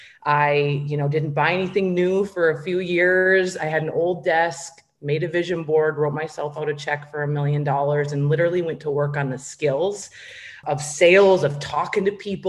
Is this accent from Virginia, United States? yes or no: no; Minnesota, United States; I grew up in a small town in Minnesota